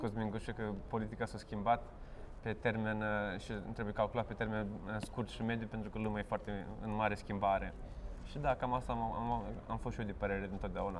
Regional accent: Vaslui, Vaslui County, Romania; moved away; am plecat din Vaslui

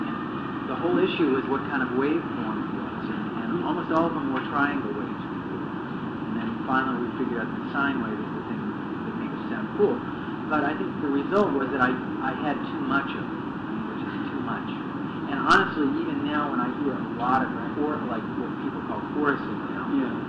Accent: United States; me growing up in America, when I grew up, around 1962

